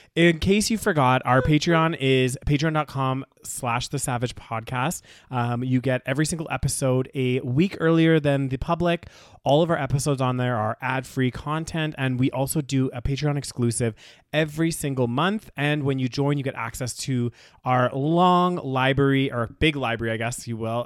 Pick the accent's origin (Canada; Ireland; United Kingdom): Canada; growing up in Canada